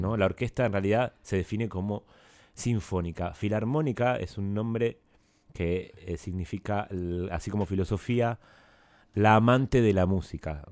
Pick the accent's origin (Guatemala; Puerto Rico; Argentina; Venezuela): Argentina; moved away as an adult; yo crecí acá, digamos, y me siento muy muy argentino